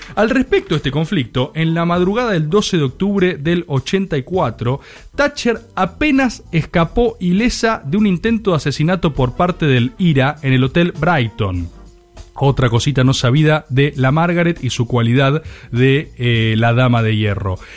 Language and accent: Spanish; Argentina